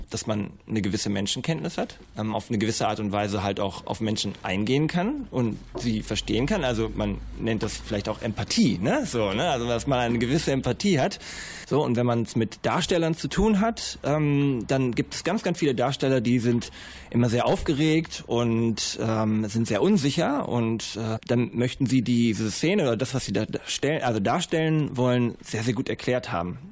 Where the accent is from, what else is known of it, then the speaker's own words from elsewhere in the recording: Bielefeld, North Rhine-Westphalia, Germany; Ich komme aus Bielefeld und bin Regisseur und Kameramann